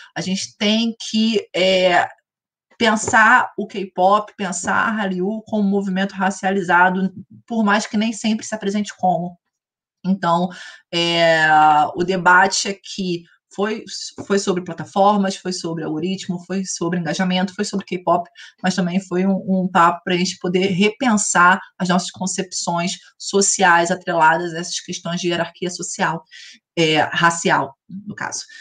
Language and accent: Portuguese; Brazil; como brasileiros